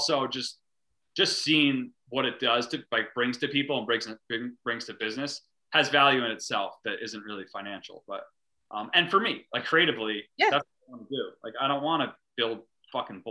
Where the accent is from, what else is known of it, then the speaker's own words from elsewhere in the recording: North Fork, Long Island, New York, United States; also born or lived in San Francisco / Brooklyn / Phoenix; A North Fork artist